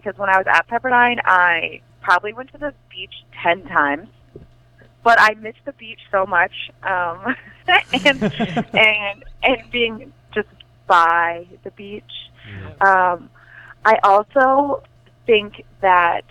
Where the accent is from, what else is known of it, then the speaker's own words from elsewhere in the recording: Fresno, California, United States; moved away as an adult; now in North Carolina, United States; I'm from California, obviously, Fresno, and it gets really hot there